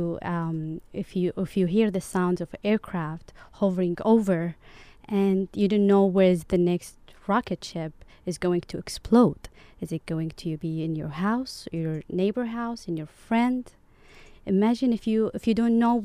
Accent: Yemen; moved away as an adult; now in Orange County, United States; part of me lives in Yemen

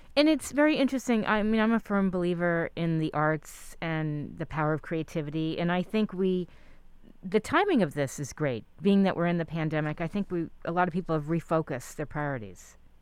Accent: New York, United States; moved away; I grew up in New York

